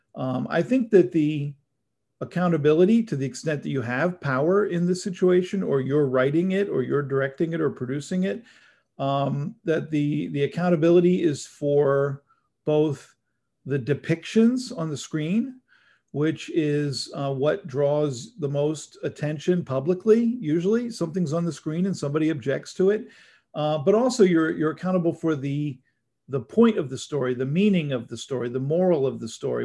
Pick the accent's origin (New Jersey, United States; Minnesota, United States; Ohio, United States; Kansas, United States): New Jersey, United States; moved away as an adult; also born or lived in Syracuse, New York; now in Los Angeles, United States; I grew up in New Jersey